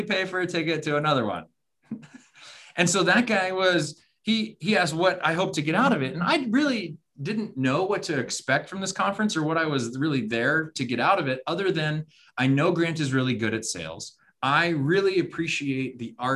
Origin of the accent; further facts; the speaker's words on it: Arizona, United States; we're from Arizona